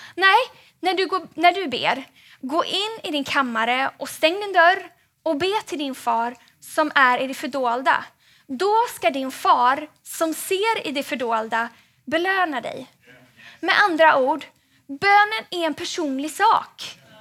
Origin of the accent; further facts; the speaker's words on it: Gothenburg, Västra Götaland, Sweden; now in Stockholm, Sweden; jag är från Göteborg från början